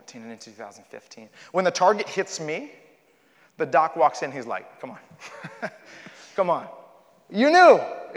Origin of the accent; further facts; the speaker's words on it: Miami, Florida, United States; I was born in Miami, Florida